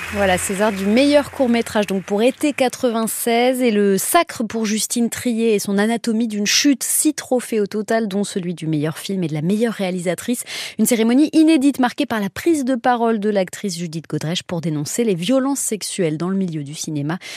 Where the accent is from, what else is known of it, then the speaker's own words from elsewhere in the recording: Brittany, France; chez nous en Bretagne